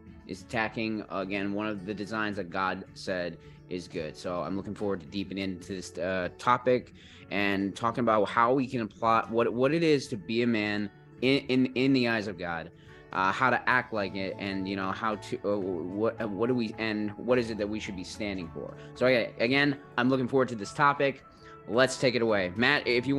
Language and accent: English; Australia; And Malcolm, we're from Down Under, Australia.